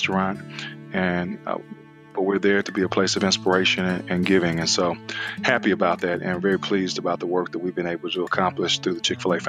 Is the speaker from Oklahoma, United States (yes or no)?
no; Decatur, Georgia, United States; I grew up in Atlanta, Georgia, or right outside of Atlanta, Georgia, in Decatur, Georgia